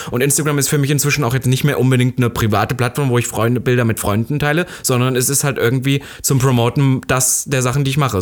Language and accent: German; East Germany, Germany; Ich bin ja Ossi